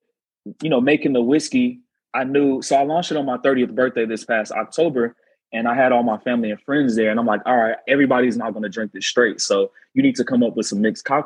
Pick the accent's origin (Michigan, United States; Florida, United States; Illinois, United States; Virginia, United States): Illinois, United States; Chicago; South side of Chicago. I am Chicago through and through.